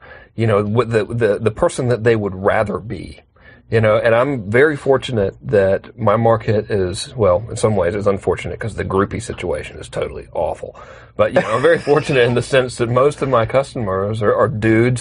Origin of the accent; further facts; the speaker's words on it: Georgia, United States; I'm from Georgia